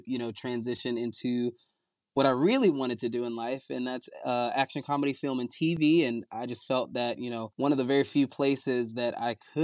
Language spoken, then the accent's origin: English; Virginia Beach, Virginia, United States; moved away; also born or lived in Kingstree, South Carolina / Louisville, Kentucky / New Jersey; I hail from King Street, South Carolina. I was born there and raised in Virginia Beach